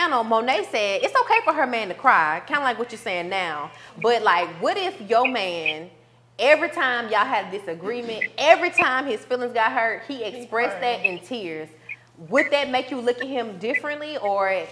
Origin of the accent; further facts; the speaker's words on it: Jackson, Mississippi, United States; We're from the south side